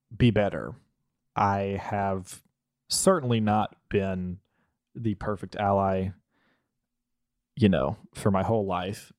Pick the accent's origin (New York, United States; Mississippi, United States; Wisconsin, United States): Mississippi, United States; growing up in Mississippi